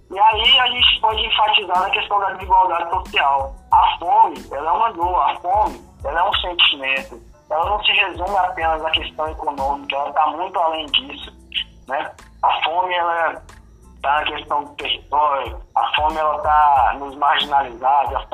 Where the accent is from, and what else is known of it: Brazil